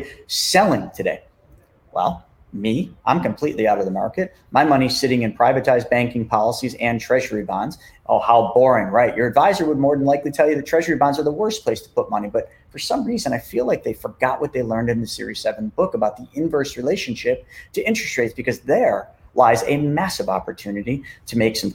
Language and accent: English; Buffalo, New York, United States; I'm from Buffalo, New York.